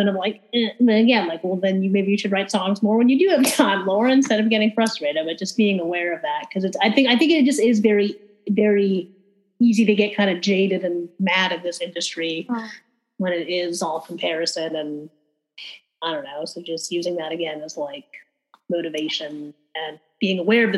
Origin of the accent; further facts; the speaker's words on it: Fairfield, Connecticut, United States; moved away; I came from Fairfield, Connecticut, which is a very wealthy suburb in Connecticut